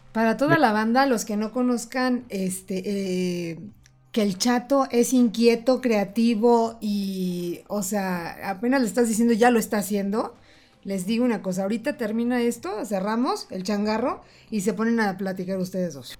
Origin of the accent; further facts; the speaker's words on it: Mexico; somos mexicanos